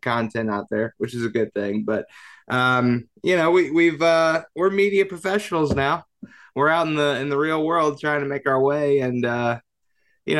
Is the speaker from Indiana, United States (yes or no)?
yes; Indianapolis, Indiana, United States; Born and raised in Indianapolis